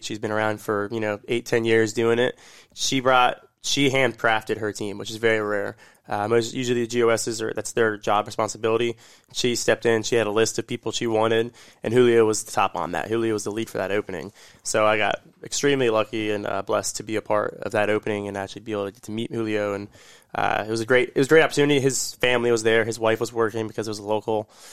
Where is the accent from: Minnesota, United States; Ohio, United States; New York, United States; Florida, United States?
Florida, United States; Orlando; I'm from Orlando